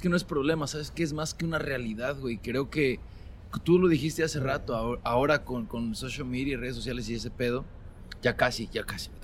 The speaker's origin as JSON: {"language": "Spanish", "country": "Mexico", "moved": "yes", "lives_now": "Sacramento, United States", "said": "como migrantes y como mexicanos"}